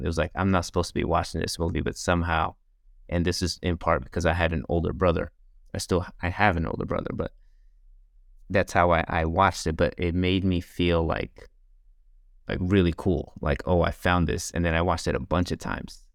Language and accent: English; New York, United States; me growing up in New York